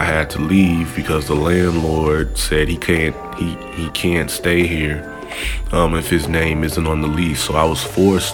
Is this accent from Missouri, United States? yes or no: yes; St. Louis, Missouri, United States; moved away as an adult; now in Los Angeles, United States; I'm from St. Louis, Missouri. I moved out to LA almost 8 years ago